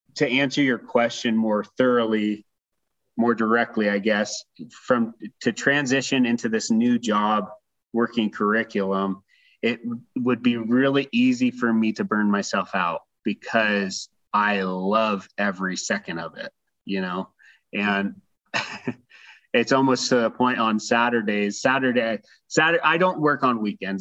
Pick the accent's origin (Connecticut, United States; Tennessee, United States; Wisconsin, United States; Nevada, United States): Nevada, United States; Reno; I grew up in Reno, Nevada